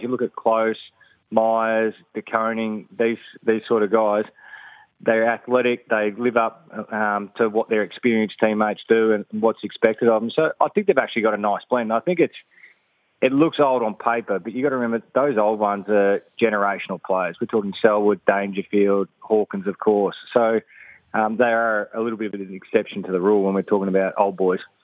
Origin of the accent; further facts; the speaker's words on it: Geelong, Victoria, Australia; I grew up in Geelong